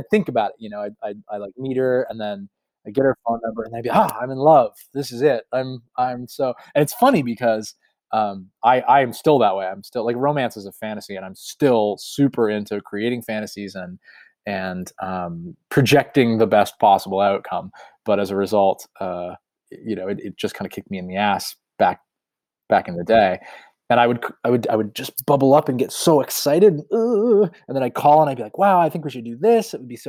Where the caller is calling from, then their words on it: Massachusetts, United States; Yeah, I'm in rural Massachusetts presently.